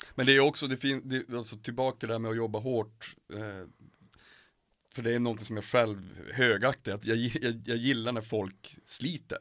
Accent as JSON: {"language": "Swedish", "town": "Piteå", "region": "Norrbotten County", "country": "Sweden", "moved": "yes", "said": "jag är från Piteå från början"}